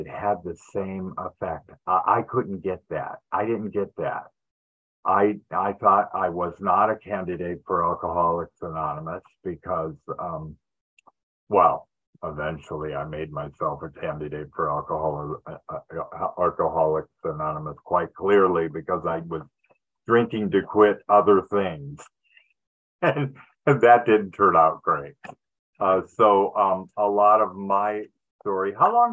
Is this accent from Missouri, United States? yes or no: no; Detroit, Michigan, United States; also born or lived in Los Angeles, California; now in Yuba City, United States; I grew up in Detroit, Michigan